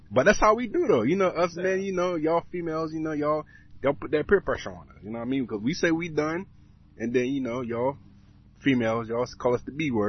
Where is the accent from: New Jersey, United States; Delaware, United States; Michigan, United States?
Delaware, United States; Seaford; I'm from born Seaford, Delaware. You know, I'm a Delaware type nigga. Seaford. You know what I mean? Been here my whole life.